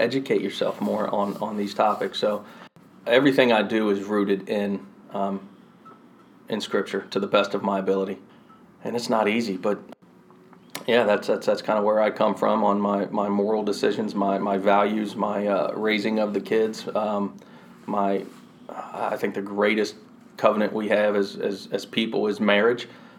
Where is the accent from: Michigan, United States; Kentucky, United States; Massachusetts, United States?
Kentucky, United States; Louisville; also born or lived in Marietta / Elizabethtown; I was born in Marietta, Georgia, just north of Atlanta. Don't remember it. 2 years old when I moved out of there. We continued to migrate north. Lived in Elizabethtown, Kentucky for a little bit. Moved up to Louisville.